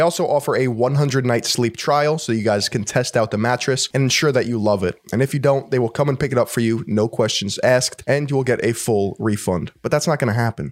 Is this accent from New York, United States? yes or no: yes; New York, United States; I'm a New Yorker.